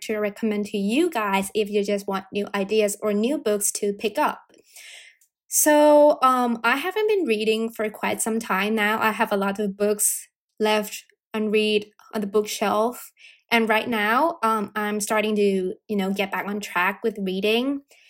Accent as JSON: {"language": "English", "country": "United Kingdom", "accent": "American", "said": "a time that I felt really bad for not having a British accent, because I'm British and people always assume that I'm American due to my accent."}